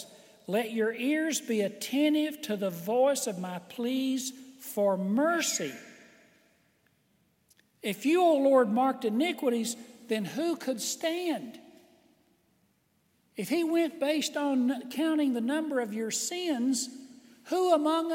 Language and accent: English; United States; I was born in the United States of America